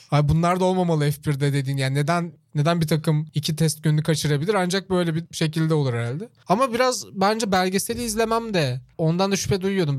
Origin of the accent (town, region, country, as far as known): Çorlu, Tekirdağ, Turkey; born or raised there